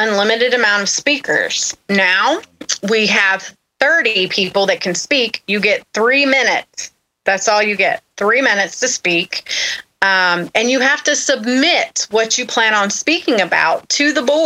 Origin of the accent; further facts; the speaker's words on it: Austell, Georgia, United States; now in Gwinnett County, United States; I'm from Austell.